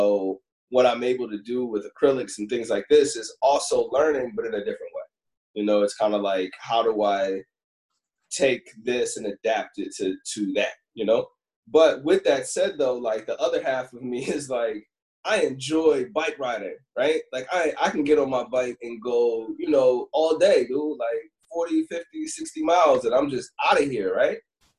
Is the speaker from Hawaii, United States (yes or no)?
no; Cleveland, Ohio, United States; also born or lived in Chicago / Philadelphia / Los Angeles; now in New York, United States; So I'm originally from Cleveland, Ohio, and then I moved to Chicago and Philly and LA, and now I'm in New York, right?